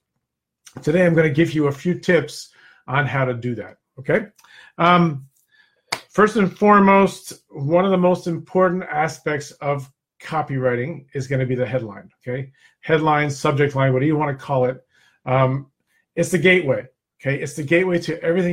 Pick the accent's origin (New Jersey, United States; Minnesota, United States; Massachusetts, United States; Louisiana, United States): New Jersey, United States; also born or lived in Naples, Florida; I'm from Jersey, too. I split my time now between Naples, Florida, and New Jersey.